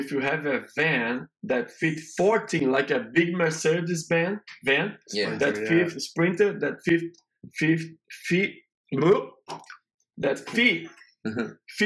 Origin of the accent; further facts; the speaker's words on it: Rio de Janeiro, Brazil; English is a second language; moved away as an adult; also born or lived in Boston, United States; now in Atlanta, United States; I'm from Brazil in an area in Rio de Janeiro that is an area very complicated with situation because a lot of favelas